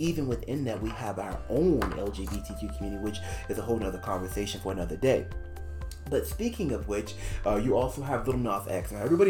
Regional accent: United States; as a Black person, as an American bi guy

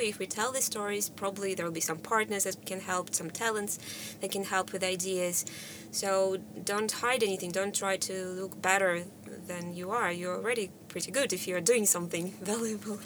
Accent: Russia; moved away; originally from Russia

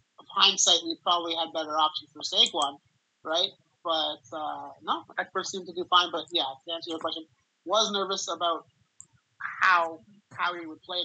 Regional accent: Canada; I'm from Canada

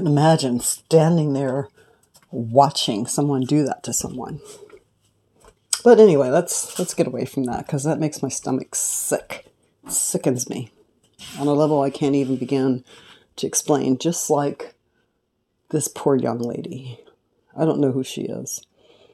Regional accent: California, United States; I'm from California.

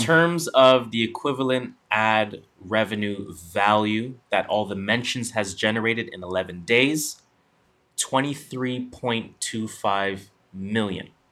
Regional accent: Canada; we are Canadian

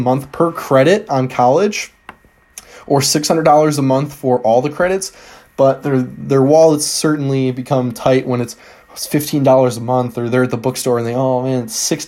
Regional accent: Michigan, United States; Michigan, my home state

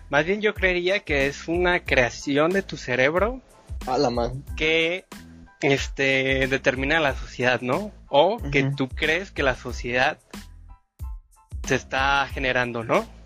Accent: Mexico; Como los mexicanos no nos burlamos de todo, pues.

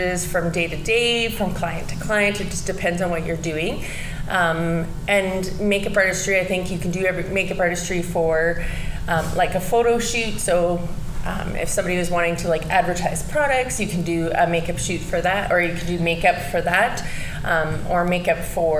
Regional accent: Saskatoon, Saskatchewan, Canada; moved away as an adult; now in Lloydminster, Canada; I grew up in Saskatoon, Saskatchewan

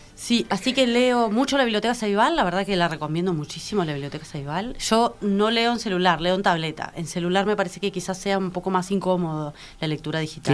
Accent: Young, Río Negro, Uruguay; moved away as an adult; now in Montevideo, Uruguay; viví hasta los 18 años en Jung, después me mudé para estudiar

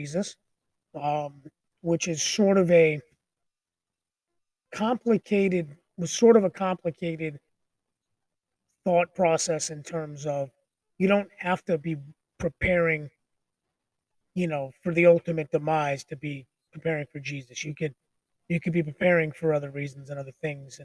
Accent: Long Island, New York, United States; I grew up on Long Island, a lot of Jewish people.

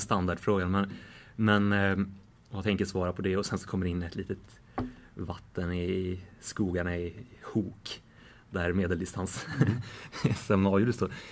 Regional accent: Sweden; som svensk reporter på plats

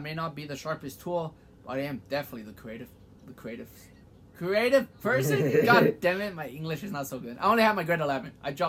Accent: Kansas, United States; now in North Carolina, United States; I was from Kansas. Now my ass is in North Carolina

